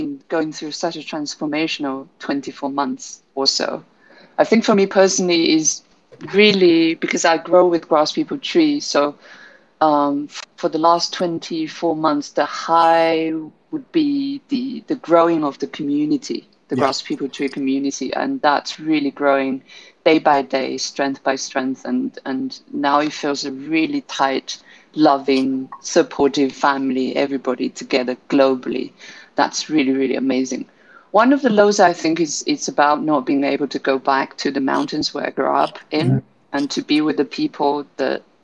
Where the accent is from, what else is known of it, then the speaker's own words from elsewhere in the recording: Guizhou, China; moved away; also born or lived in London; So Guizhou is home, which is in southwest of China